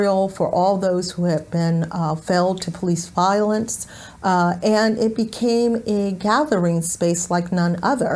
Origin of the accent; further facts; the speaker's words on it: Houston, Texas, United States; moved away as an adult; now in Richmond, United States; I'm from Houston and from Texas